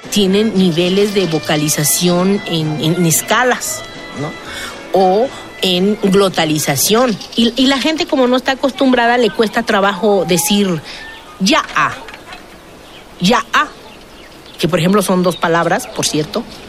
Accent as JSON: {"language": "Spanish", "region": "Oaxaca", "country": "Mexico", "said": "Yo soy de la Sierra"}